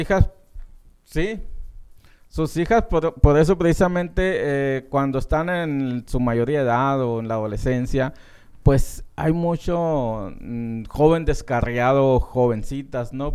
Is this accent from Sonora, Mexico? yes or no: yes; Francisco Sarabia, Estación Don, Sonora, Mexico; now in Phoenix, United States; Francisco Sarabia, Estación Don. Y pues sobre todo mi pueblo natal